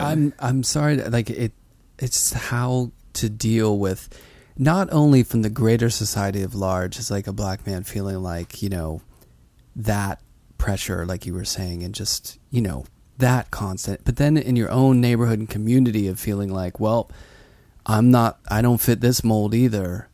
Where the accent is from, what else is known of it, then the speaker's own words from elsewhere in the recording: Pittsburgh, Pennsylvania, United States; now in New York, United States; when I grew up in Pittsburgh